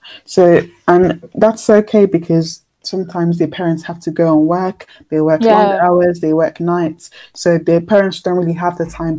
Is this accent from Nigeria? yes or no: yes; Nigeria; moved away; I feel like I have to literally start with my hometown. So when I think of helping out, I'm thinking Nigeria.